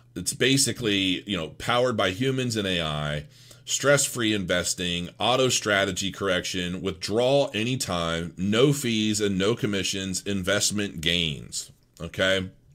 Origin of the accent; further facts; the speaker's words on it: Canton, Ohio, United States; I grew up in Canton, Ohio